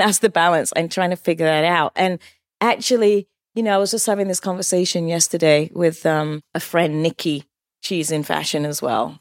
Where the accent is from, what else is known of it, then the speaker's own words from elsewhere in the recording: West Sussex, South East England, United Kingdom; moved away as an adult; also born or lived in Cheshire / London; now in New York, United States; from England. I was born in Cheshire, raised in West Sussex